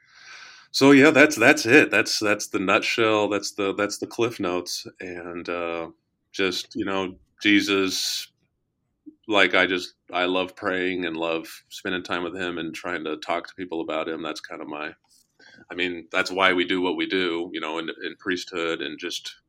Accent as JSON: {"language": "English", "region": "Colorado", "country": "United States", "tie": "born or raised there", "also_born_or_lived": "Washington, D.C. / Nebraska", "moved": "as an adult", "lives_now": "Kansas City, United States", "said": "I grew up in Colorado, but went to college in Kansas City."}